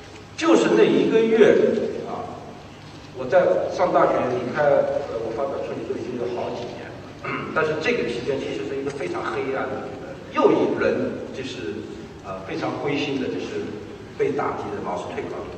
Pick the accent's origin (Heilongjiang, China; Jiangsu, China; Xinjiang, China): Jiangsu, China; Suzhou; 我是苏州人啊